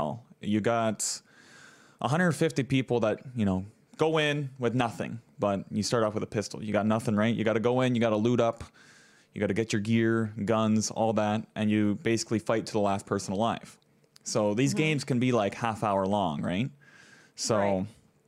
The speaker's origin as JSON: {"language": "English", "country": "Canada", "said": "I'm from Canada up here. I'm in Maple World"}